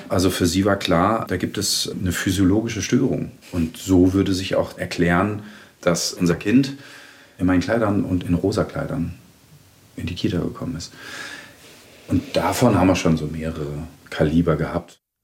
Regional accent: Germany; Ich bin in einer Kleinstadt in Deutschland groß geworden, war so relativ der einzige Ausländer

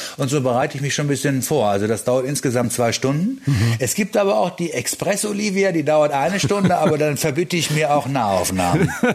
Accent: Germany; bei uns in Deutschland.

